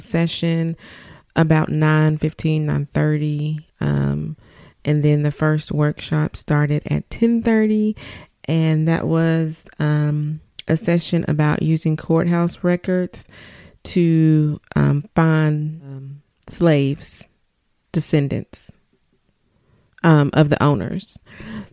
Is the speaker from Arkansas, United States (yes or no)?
yes; Arkansas, United States; I said I was from Arkansas